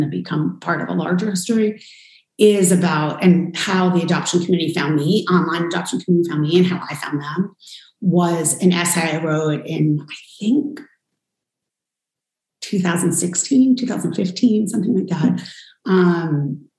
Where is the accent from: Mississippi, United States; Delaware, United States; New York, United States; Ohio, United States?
New York, United States; I was born and adopted in New York